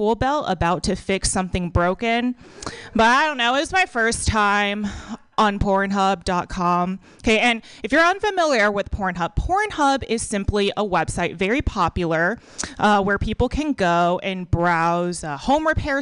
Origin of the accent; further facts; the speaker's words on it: Texas, United States; now in San Francisco Bay Area, United States; I was born and raised in a third world country called Texas.